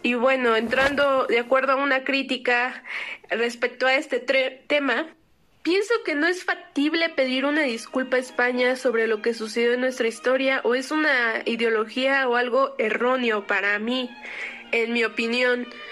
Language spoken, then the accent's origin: Spanish; Mexico; somos mexicanos